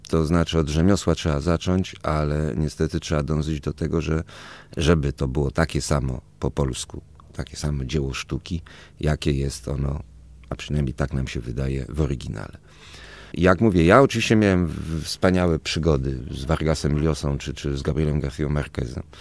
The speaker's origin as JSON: {"language": "Polish", "town": "Toulouse", "region": "Occitania", "country": "France", "tie": "born there", "said": "Tam się poznali, pobrali i ja urodziłem się już we Francji, w, w cudownym, dziwnym, bardzo hiszpańskim, francuskim mieście Toulouse."}